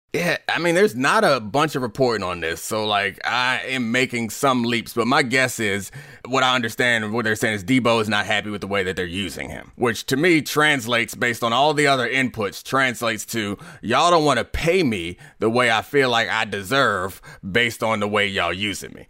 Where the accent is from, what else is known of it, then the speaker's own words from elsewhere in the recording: Baltimore, Maryland, United States; now in Washington, D.C., United States; I grew up in Baltimore